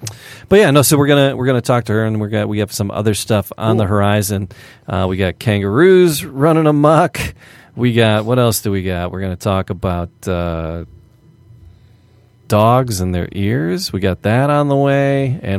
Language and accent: English; France; English is a second language; We are from France.